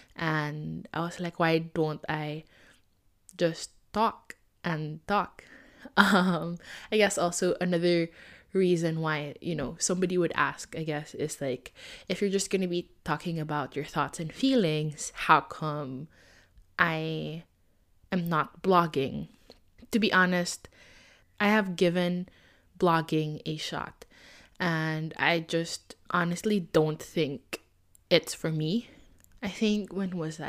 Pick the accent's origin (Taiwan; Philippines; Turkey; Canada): Philippines; I am Filipino and I wanted to stay true to my roots